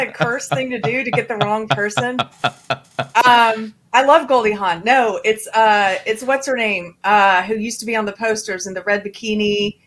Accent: South Carolina, United States; moved away; also born or lived in Los Angeles; my home state of South Carolina

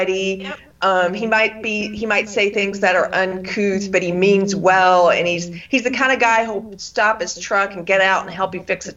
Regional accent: South Carolina, United States; now in Texas, United States; I'm from South Carolina

